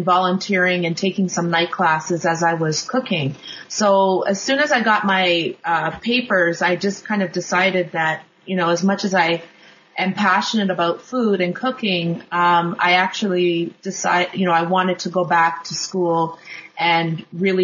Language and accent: English; Kingston, Ontario, Canada; now in Toronto, Canada; I grew up in Kingston, Ontario